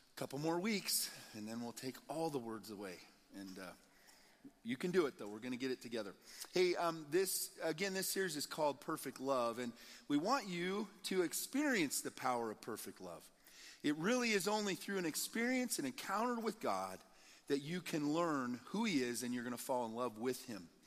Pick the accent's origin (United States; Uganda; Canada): United States; Nebraska; moved away as an adult; also born or lived in Colorado; We were from Nebraska originally